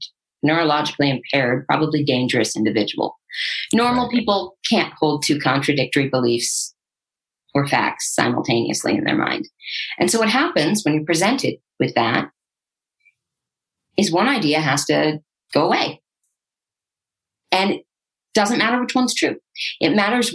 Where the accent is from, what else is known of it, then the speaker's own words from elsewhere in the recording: Santa Barbara, California, United States; I'm from Santa Barbara